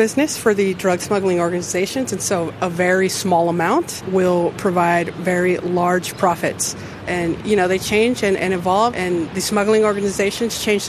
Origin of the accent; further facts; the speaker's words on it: San Diego, California, United States; I was born and raised in San Diego, but, you know, family from Mexico and had family in Tijuana growing up and grew up crossing this very border